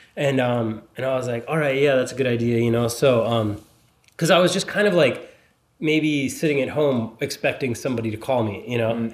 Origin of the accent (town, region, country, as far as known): Pennsylvania, United States; born or raised there; also born or lived in Philadelphia; now in Los Angeles, United States